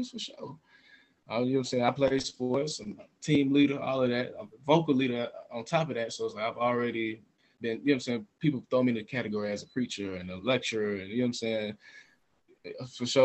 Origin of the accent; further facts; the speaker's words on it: Smyrna, Georgia, United States; I'm from Smyrna